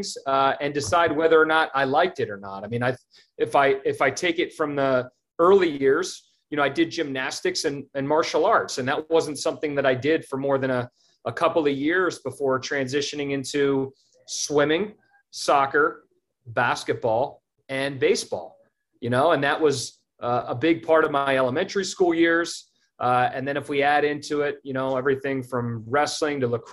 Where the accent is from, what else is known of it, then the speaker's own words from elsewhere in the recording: Germantown, Maryland, United States; also born or lived in Poolesville, Maryland / Clarksburg, Maryland / Gaithersburg, Maryland / Kensington, Maryland; I grew up in Montgomery County, Maryland. I spent the first 14 years of my life in Germantown.